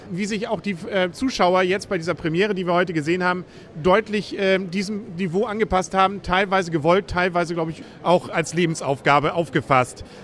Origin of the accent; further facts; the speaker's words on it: Lower Saxony, Germany; Gerade für mich als Ostfriese natürlich ein peinlich berührter Moment